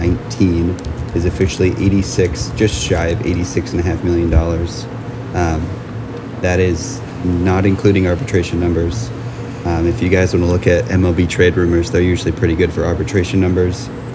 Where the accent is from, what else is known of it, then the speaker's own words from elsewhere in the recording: Nebraska, United States; I'm from Nebraska.